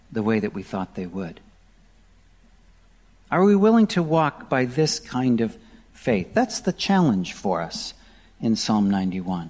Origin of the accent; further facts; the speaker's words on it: Wisconsin, United States; I grew up in Wisconsin, and I was very familiar with tornadoes